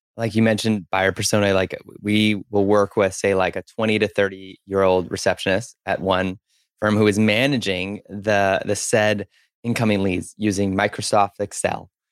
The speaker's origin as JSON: {"language": "English", "town": "Spruce Grove", "region": "Alberta", "country": "Canada", "tie": "born or raised there", "moved": "yes", "lives_now": "Vancouver, Canada", "said": "I grew up in Spruce Grove"}